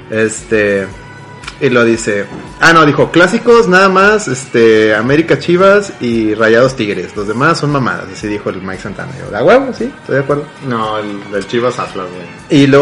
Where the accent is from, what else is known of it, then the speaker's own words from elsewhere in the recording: Mexico; Somos más mexicanos que la selección mexicana.